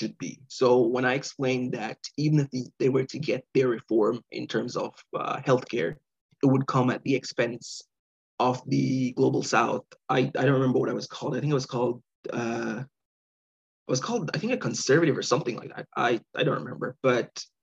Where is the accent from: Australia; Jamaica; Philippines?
Jamaica; now in Canada; I'm Jamaican. I grew up there.